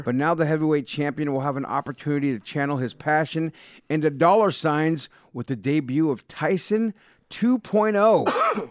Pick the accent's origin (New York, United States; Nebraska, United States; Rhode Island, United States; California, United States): California, United States; Bay Area; I grew up in the Bay Area